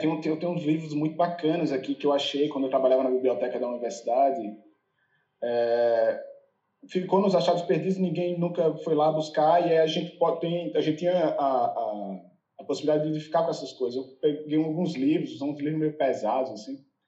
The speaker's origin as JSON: {"language": "Portuguese", "town": "Recife", "region": "Pernambuco", "country": "Brazil", "also_born_or_lived": "São Paulo", "moved": "as an adult", "lives_now": "United States", "said": "eu sou de Recife"}